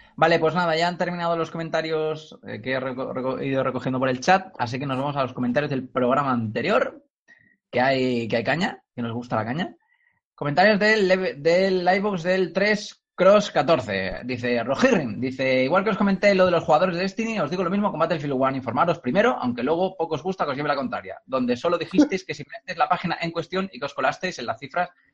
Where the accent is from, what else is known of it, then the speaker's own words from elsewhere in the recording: Cornellà de Llobregat, Catalonia, Spain; soy, soy eh, originario de Cornellá